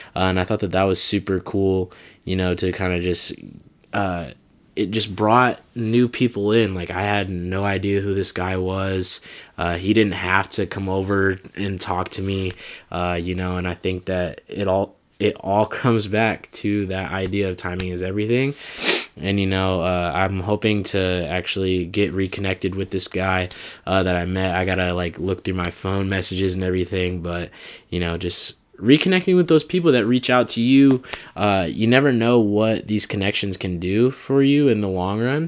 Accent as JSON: {"language": "English", "town": "Des Moines", "region": "Iowa", "country": "United States", "tie": "born or raised there", "moved": "yes", "said": "coming back to my hometown of Des Moines"}